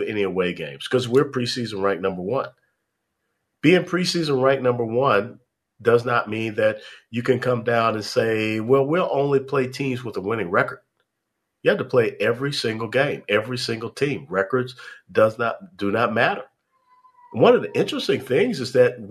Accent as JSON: {"language": "English", "town": "Atlanta", "region": "Georgia", "country": "United States", "tie": "born or raised there", "also_born_or_lived": "Knoxville, Tennessee", "said": "Georgia State University, which is located in my hometown of Atlanta, Georgia"}